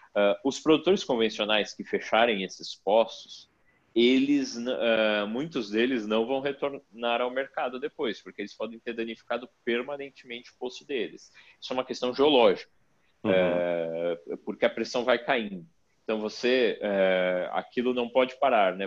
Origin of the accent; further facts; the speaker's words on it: Brazil; a nossa vida aqui como brasileiro, como brasileiros